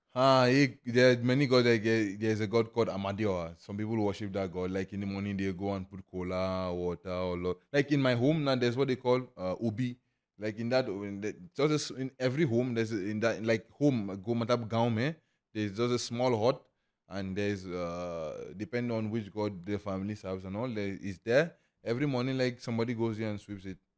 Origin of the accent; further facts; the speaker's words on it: Lagos, Nigeria; moved away as an adult; also born or lived in Imo State, Nigeria; now in Lucknow, India; I grew up, born and brought up in Lagos.